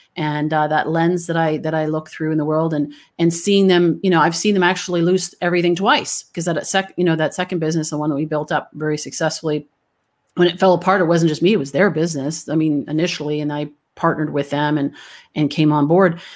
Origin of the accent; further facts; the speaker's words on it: Canada; moved away; I'm originally from Canada